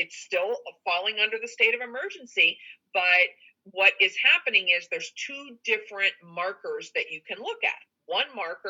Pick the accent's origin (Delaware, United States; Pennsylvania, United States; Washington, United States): Delaware, United States; as an American citizen and as a Delawarean